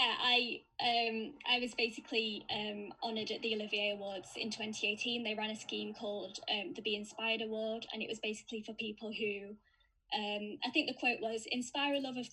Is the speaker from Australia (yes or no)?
no; Sheffield, Yorkshire and the Humber, United Kingdom; now in York, United Kingdom; I'm originally from Sheffield, now living in York. I moved here for university